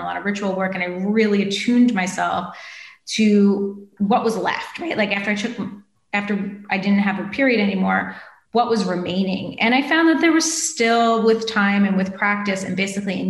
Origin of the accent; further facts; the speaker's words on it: East Coast, United States; now in West Coast, United States; I grew up on the East Coast by the ocean, and then I moved to the West Coast and lived like 2 blocks from the Pacific.